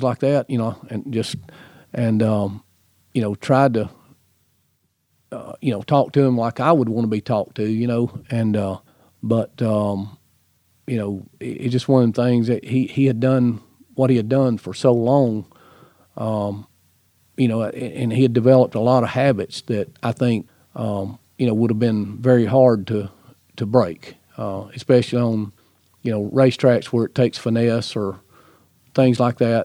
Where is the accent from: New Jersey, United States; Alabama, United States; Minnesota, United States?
Alabama, United States; the racers I grew up with in Alabama